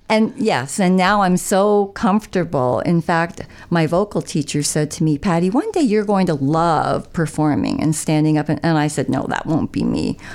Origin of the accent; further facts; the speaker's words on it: Niagara, Ontario, Canada; moved away as an adult; now in Dwight, Canada; I was from Niagara